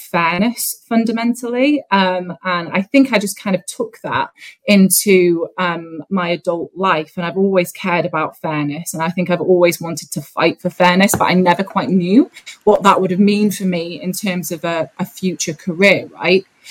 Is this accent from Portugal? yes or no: no; North Wales, United Kingdom; I grew up in a very conservative, white part of North Wales